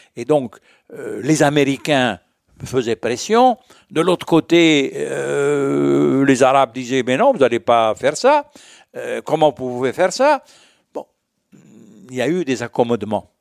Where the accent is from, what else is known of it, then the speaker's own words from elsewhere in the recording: Morocco; je suis marocain.